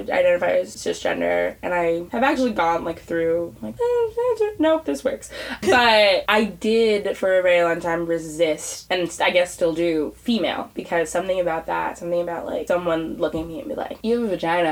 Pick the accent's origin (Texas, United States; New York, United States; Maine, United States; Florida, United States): New York, United States; New York City; growing up in New York City